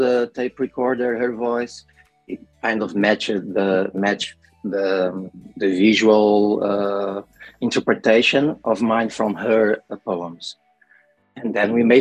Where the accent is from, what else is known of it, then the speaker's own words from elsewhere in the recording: Lisbon, Portugal; I'm from Portugal. I am 23, I'm 31 years old. And I come from the slums from Lisbon